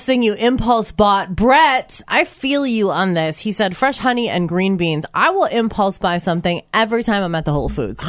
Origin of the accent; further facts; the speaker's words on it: Washington, United States; moved away as an adult; now in Iowa, United States; I'm like, Washington.